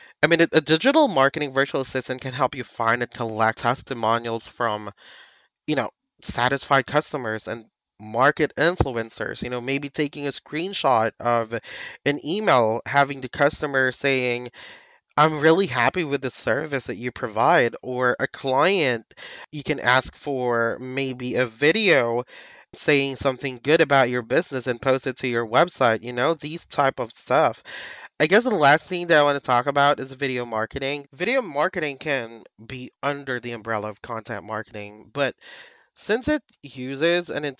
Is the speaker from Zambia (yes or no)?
no; Philippines; But people here in the Philippines, like myself, I'm a Filipino VA.